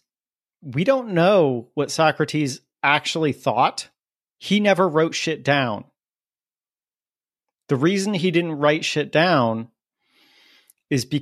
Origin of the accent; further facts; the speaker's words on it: New Port Richey, Florida, United States; I grew up in Newport Richey, Florida